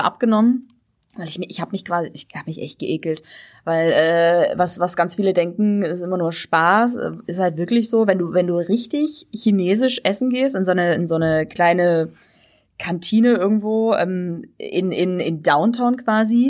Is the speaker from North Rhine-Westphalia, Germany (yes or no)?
no; Saxony, Germany; accent: Saxon; als Sachse, also nicht gebürtig, aber als Sachse